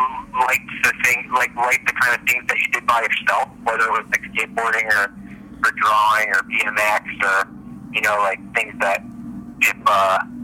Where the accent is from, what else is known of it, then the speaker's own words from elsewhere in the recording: Springfield, Pennsylvania, United States; also born or lived in Providence, Rhode Island; I grew up in the suburbs here in Philadelphia, a town called Springfield. So I lived here my whole life